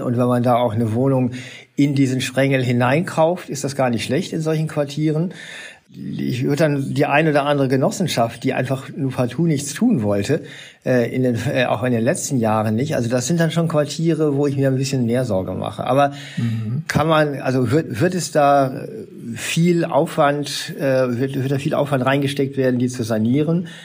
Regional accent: Essen, North Rhine-Westphalia, Germany; also born or lived in Bochum; ich bin selber in Essen geboren, bin in Bochum zur Schule gegangen

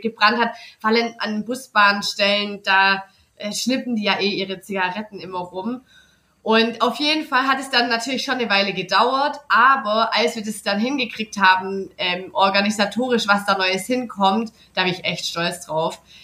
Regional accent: Nürtingen, Baden-Württemberg, Germany; ich komme von Nürtingen, aber ich wohne da nicht in der ähm, Stadt, mhm. sondern auf dem Dorf. Und das Dorf hatte, boah, in meiner Kindheit voll wenige.

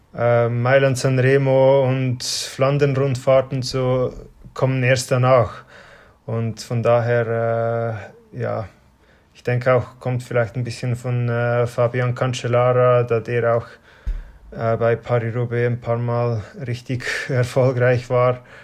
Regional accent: Switzerland; in dem Dorf, wo ich aufgewachsen bin

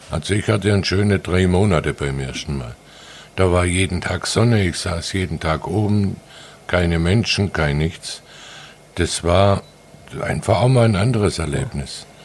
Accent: Baden-Württemberg, Germany; now in Sylt, Germany; Ich bin Schwabe. Schwabe genau.

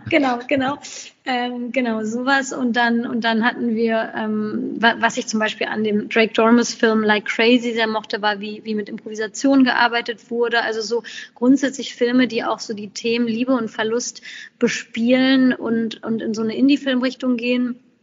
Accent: Germany; dass Deutschland äh, ist, ist auch meine berufliche Heimat

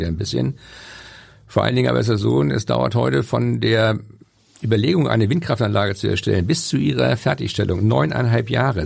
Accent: Schleswig-Holstein, Germany; als Schleswig-Holsteiner

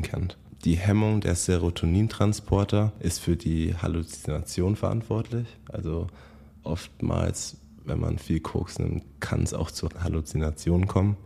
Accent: Bayreuth, Bavaria, Germany; moved away as an adult; also born or lived in San Francisco area, United States; Ich komme ja aus Bayreuth

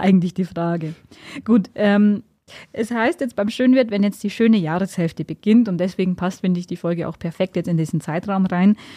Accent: Upper Palatinate, Bavaria, Germany; bei uns in der Oberpfalz

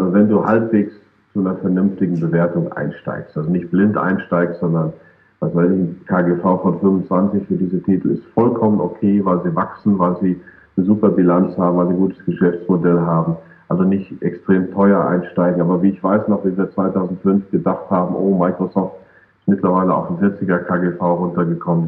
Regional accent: Germany; wir Deutschen

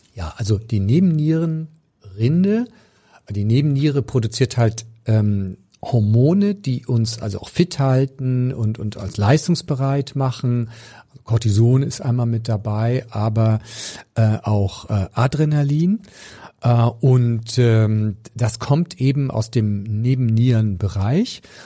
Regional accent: Pinneberg district, Schleswig-Holstein, Germany; ich komme aus dem Kreis Pinneberg und da, also auf dem flachen Land

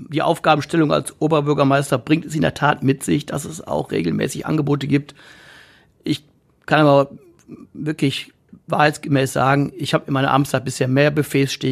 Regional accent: Essen, North Rhine-Westphalia, Germany; ich bin Essener, ähm, durch und durch. Ähm, meine Kindheit habe ich in Borbeck verbracht.

